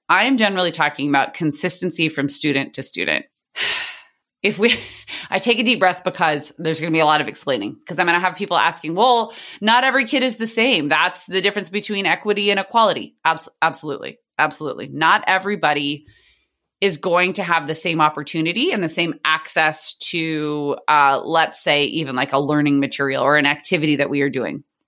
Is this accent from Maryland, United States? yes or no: no; San Diego, California, United States; I teach in the district where I grew up in San Diego, California.